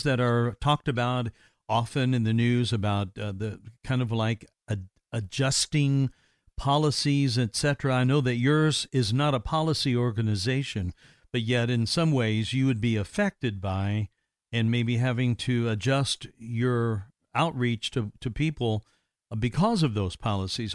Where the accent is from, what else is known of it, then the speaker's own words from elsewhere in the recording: Evansville, Indiana, United States; my hometown of Ev- Evansville, Indiana